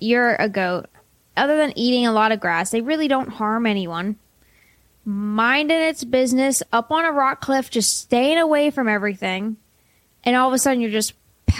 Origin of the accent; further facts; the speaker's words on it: Pittsburgh, Pennsylvania, United States; I grew up in Pittsburgh. Football is everywhere.